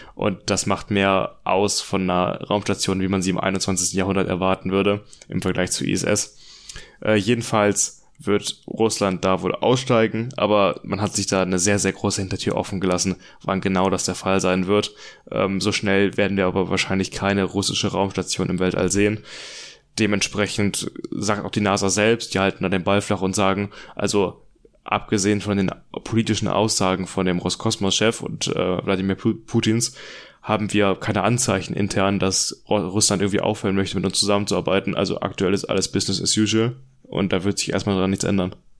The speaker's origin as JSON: {"language": "German", "country": "Germany", "said": "wir als Deutsche"}